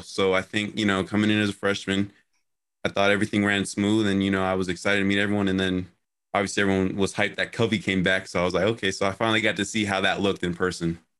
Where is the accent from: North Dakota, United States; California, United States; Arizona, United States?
Arizona, United States; Phoenix; moved away as an adult; I come from Phoenix, Arizona.